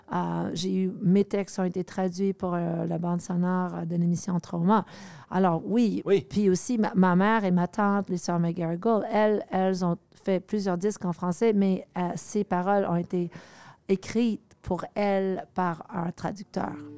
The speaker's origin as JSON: {"language": "French", "town": "Montreal", "region": "Quebec", "country": "Canada", "tie": "born or raised there", "also_born_or_lived": "New York, United States", "second_language": "French", "said": "Je suis d'origine euh, américaine. OK. Mais euh, j'ai vécu presque toute ma jeunesse au Canada, à Montréal, avec ma mère"}